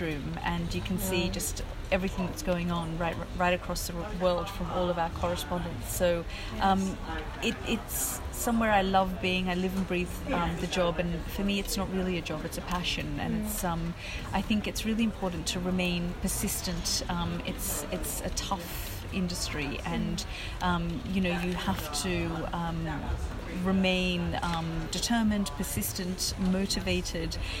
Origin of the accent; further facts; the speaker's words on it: Australia; also born or lived in Afghanistan; now in London, United Kingdom; I was growing up in Australia